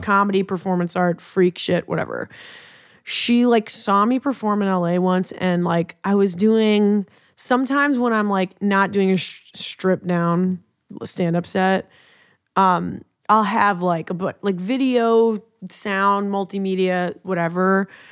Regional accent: Long Island, New York, United States; I'm from Long Island

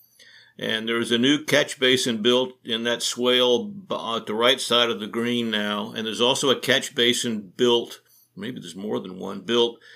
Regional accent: Athens, Georgia, United States; I grew up in Athens, Georgia

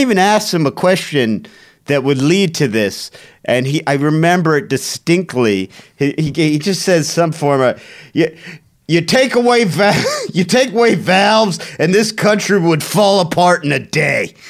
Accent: Cleveland, Ohio, United States; growing up in Cleveland, I had a bunch of friends that went there.

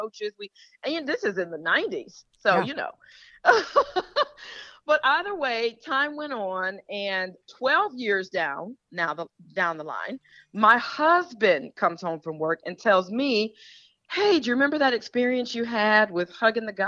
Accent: Detroit, Michigan, United States; I'm from Detroit

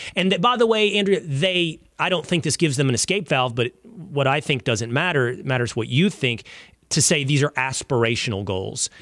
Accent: Texas, United States; My home state of Texas

